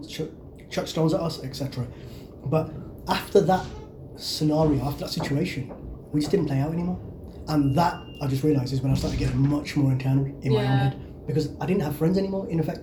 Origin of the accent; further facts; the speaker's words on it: Wolverhampton, West Midlands, United Kingdom; I come from Wolverhampton, where everyone's a bit rough looking anyway, to be honest. You know, it's that kind of area.